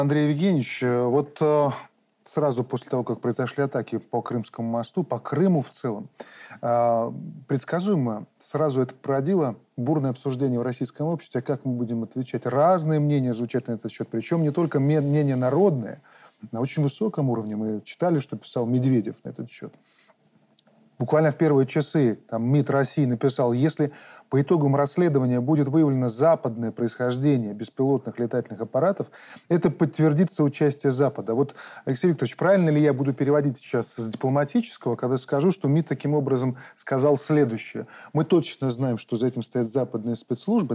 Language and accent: Russian; Belarus; мы белорусы